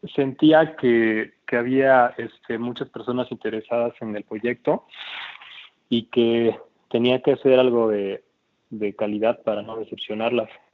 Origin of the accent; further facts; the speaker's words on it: Oaxaca, Mexico; moved away as an adult; also born or lived in Mexico City; yo soy de Oaxaca